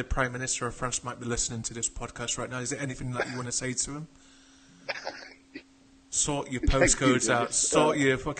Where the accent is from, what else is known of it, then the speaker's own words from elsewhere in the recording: England, United Kingdom; Being English, we hate the French.